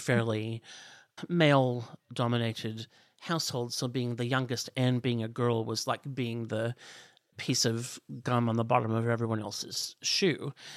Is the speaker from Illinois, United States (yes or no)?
yes; outside of Chicago, Illinois, United States; moved away as an adult; also born or lived in Los Angeles, United States; now in Australia; I grew up outside of Chicago